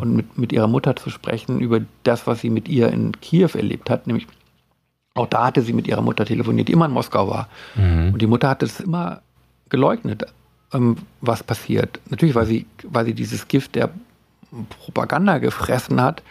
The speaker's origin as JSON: {"language": "German", "town": "Worpswede", "region": "Lower Saxony", "country": "Germany", "tie": "born or raised there", "said": "ich bin ja in Wobswede groß geworden"}